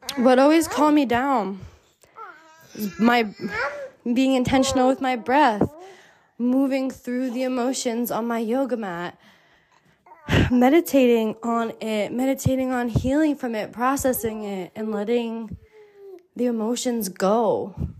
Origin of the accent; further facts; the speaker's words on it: New Jersey, United States; moved away as an adult; also born or lived in Miami / Mexico; I grew up in the United States, in New Jersey, in the suburbs